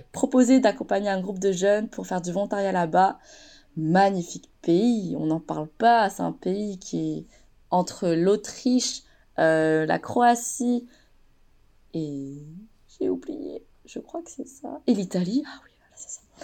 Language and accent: French; France; j'ai grandi en France